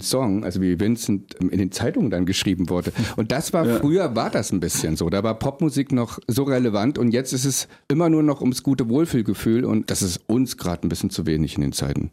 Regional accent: East Germany, Germany; ich bin im Osten groß geworden

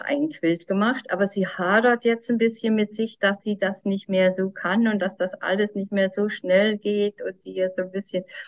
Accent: Mecklenburg-Vorpommern, Germany; bei uns in Mecklenburg, im, im hohen Norden

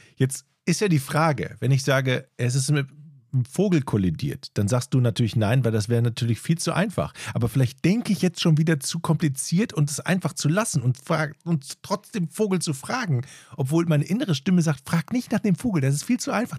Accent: North Rhine-Westphalia, Germany; moved away; also born or lived in northern Germany; weil ich ja aus dem Rheinland komme, wie man an, meiner, meinem Dialekt eindeutig hört

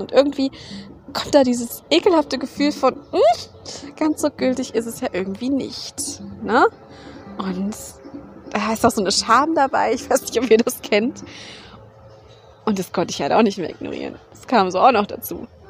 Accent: Germany; ich bin in Deutschland aufgewachsen

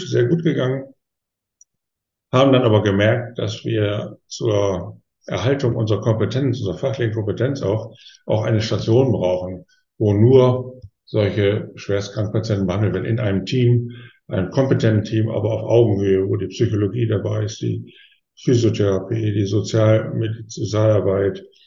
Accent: Osnabrück, Lower Saxony, Germany; meiner Heimatstadt Osnabrück

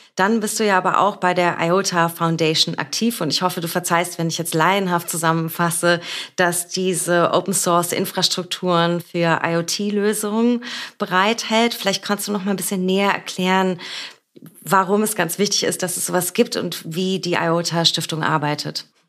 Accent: Berlin, Germany; aus meiner Heimatstadt und unserer schönen Hauptstadt Berlin

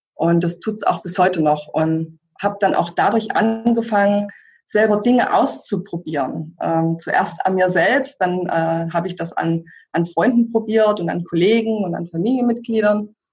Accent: former East Germany, Germany; moved away as an adult; ich selbst komme aus der ehemaligen DDR

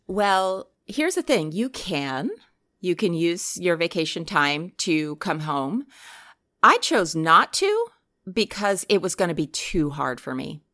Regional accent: New Jersey, United States; moved away; I'm originally from New Jersey. That's correct. And most of my family is still back there

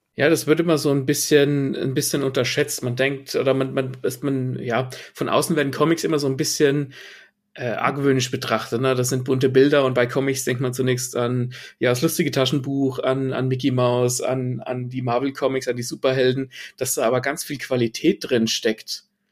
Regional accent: Germany; bei uns in Deutschland

